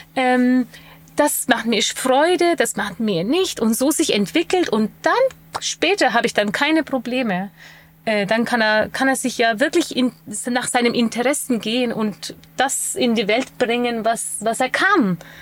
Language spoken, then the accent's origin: German; Bamberg area, Bavaria, Germany; ich komme ja aus der Gegend Bamberg